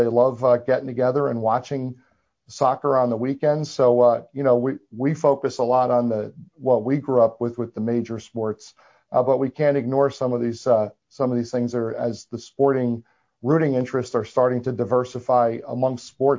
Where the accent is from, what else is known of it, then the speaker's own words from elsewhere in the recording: Central New Jersey, United States; I grew up in Central New Jersey where I root for mostly New York teams.